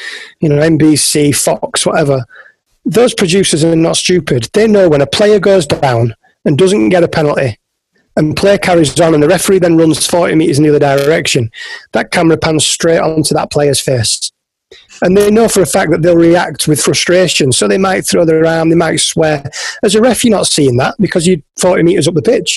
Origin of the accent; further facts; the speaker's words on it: Yorkshire and the Humber, United Kingdom; I'm from West Yorkshire in the north of England